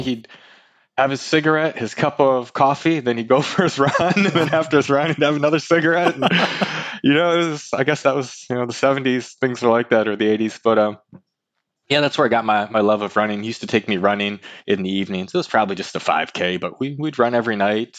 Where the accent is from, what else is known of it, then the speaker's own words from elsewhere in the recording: Lansing, Michigan, United States; moved away as an adult; now in Bay Area, United States; I'm from from Lansing, Michigan. That's where I went to high school